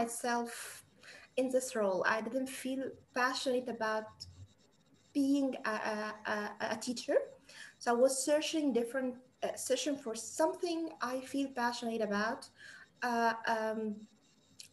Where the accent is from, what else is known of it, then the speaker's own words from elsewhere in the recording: Egypt; from Egypt